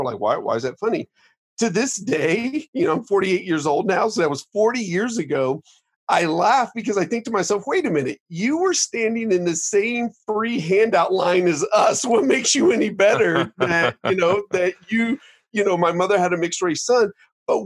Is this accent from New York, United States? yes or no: no; Dayton, Ohio, United States; moved away; I grew up in Dayton, Ohio